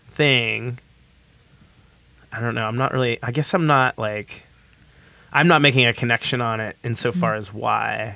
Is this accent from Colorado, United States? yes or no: no; Pittsburgh, Pennsylvania, United States; moved away; also born or lived in New York City; growing up in Pittsburgh